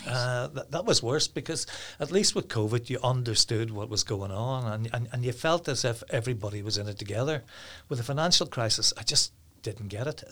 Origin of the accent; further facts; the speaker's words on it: Downpatrick, Northern Ireland, United Kingdom; now in Carryduff, United Kingdom; I'm originally from Downpatrick, but I live in Carriadoff now.